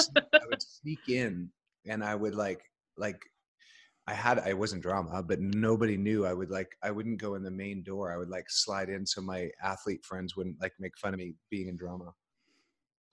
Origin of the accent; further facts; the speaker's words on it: Alberta, Canada; now in Los Angeles, United States; I grew up on a really small, sort of a hobby farm in Alberta